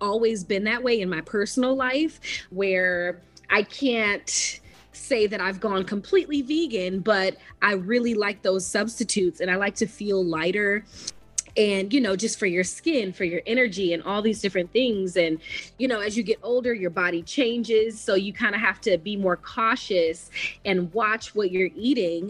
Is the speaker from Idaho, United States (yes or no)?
no; Detroit, Michigan, United States; moved away as an adult; now in Los Angeles, United States; I'm originally from Detroit, Michigan. I've been based in Los Angeles for about going on 7 years now.